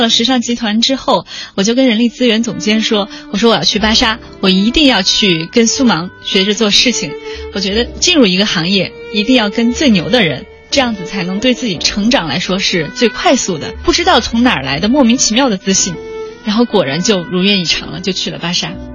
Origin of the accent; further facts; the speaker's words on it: Chongqing, China; now in Beijing, China; 我我的老家也是你的老家， 对，重庆市，